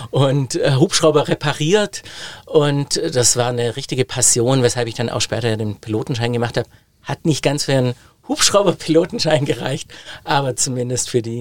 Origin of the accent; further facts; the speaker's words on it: Biberach an der Riss, Baden-Württemberg, Germany; Hatte ein super Angebot von der Volkshochschule in Biberach an der Riss, meine Heimatstadt